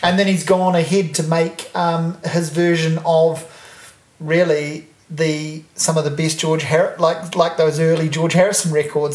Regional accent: Hawke's Bay, New Zealand; moved away; growing up in Hawke's Bay

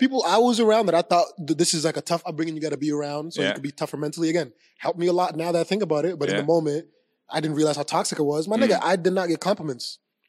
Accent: Abbotsford, British Columbia, Canada; I don't know these things because I just have fun and I'm from Abbotsford.

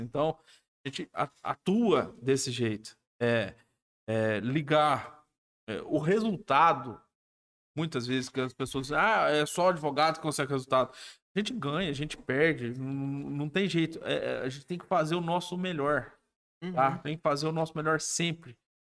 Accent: Alfenas, Minas Gerais, Brazil; eu sou de Alfenas, né? É, nascido e criado em Alfenas

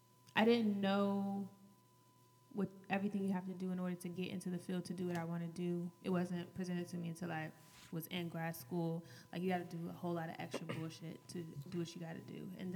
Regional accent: California, United States; born there; I was born in California.

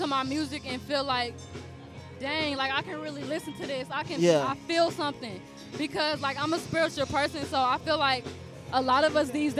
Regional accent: Nashville, Tennessee, United States; also born or lived in Richmond, Virginia; But I was raised in Nashville since the age of two.

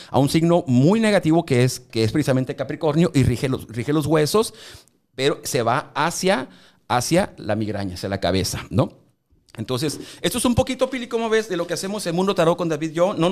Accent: Ciudad Obregón, Sonora, Mexico; Yo, soy de Obregón

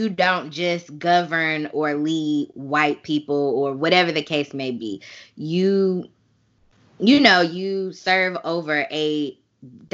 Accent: Chicago, Illinois, United States; Chicago, which is my hometown as well

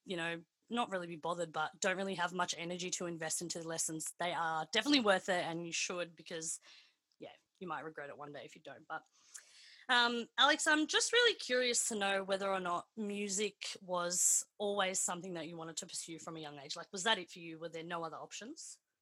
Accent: Melbourne, Victoria, Australia; I grew up in the northern suburbs of Melbourne

